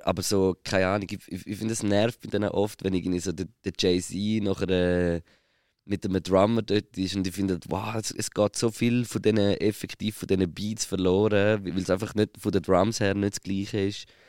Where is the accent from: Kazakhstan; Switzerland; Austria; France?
Switzerland; als Schweizer Musiker